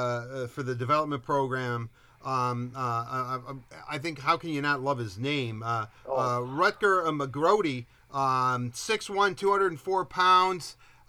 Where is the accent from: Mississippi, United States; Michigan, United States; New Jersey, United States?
Michigan, United States; Livonia; and I'm not saying it because I'm from Livonia and Torrey Krug is from Livonia